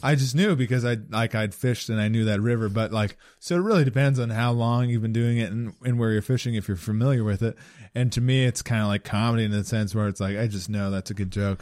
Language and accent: English; British Columbia, Canada; now in Halifax, Canada